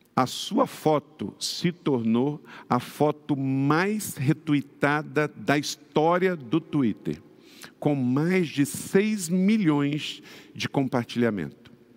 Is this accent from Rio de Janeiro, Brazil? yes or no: yes; Rio de Janeiro, Brazil; Eu mesmo, que sou fluminense e também morei muitos anos na cidade do Rio de Janeiro